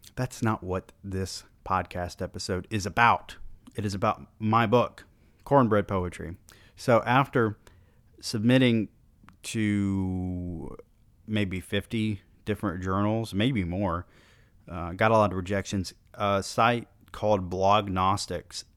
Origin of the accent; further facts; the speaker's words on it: the South, United States; I was born in the South